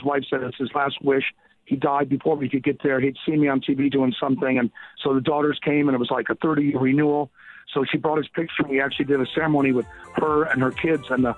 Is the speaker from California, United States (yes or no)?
yes; Los Angeles, California, United States; moved away as an adult; now in Las Vegas, United States; I grew up in Los Angeles, so I was going to UCLA